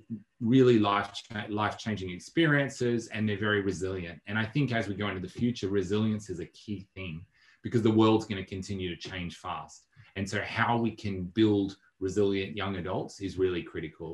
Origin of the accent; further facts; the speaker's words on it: Melbourne, Victoria, Australia; I'd also see myself as an Australian, and I'd also see myself as a Melburnian